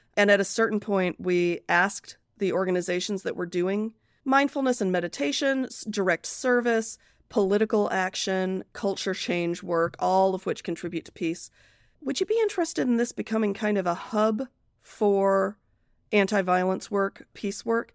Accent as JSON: {"language": "English", "town": "Akron", "region": "Ohio", "country": "United States", "tie": "born or raised there", "also_born_or_lived": "Britain", "said": "I grew up mostly in Akron, Ohio"}